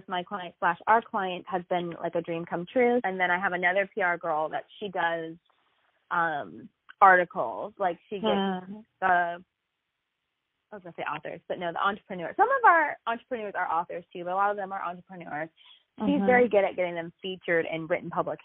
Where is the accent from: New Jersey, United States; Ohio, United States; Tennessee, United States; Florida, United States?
Florida, United States; Jacksonville; I'm from Jacksonville, Florida, which is 2 hours away from Disney in Orlando, 4 hours away from Atlanta.